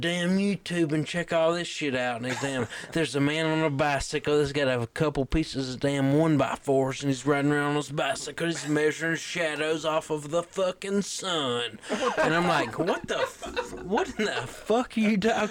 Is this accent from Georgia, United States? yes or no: yes; South Georgia, United States; moved away as an adult; now in Minot, United States; I grew up in Georgia.